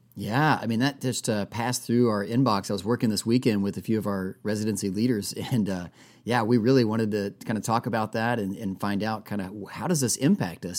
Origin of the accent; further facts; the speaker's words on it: Texas, United States; like all other people, uh, who were born and raised in Texas